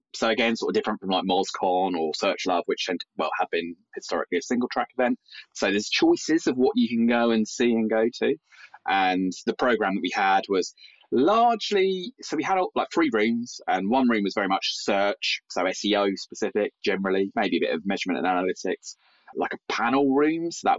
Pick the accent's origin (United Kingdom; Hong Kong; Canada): United Kingdom; Brighton, South East England; in Brighton, which is sort of my hometown.